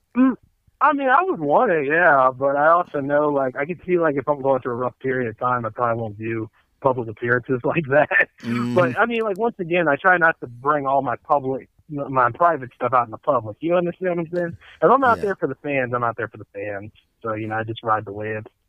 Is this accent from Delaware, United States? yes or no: yes; Delaware, United States; It's my hometown